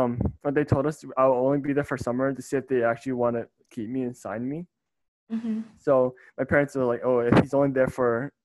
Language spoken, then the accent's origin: English; Atlanta, Georgia, United States; I'm from Atlanta, Georgia